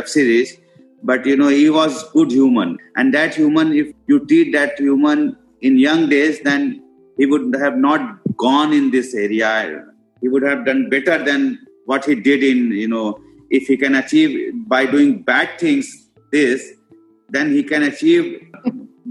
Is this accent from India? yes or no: yes; India; as an Indian